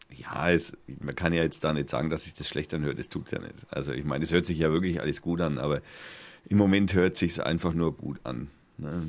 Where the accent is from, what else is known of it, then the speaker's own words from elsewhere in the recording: Germany; ich bin ja Deutscher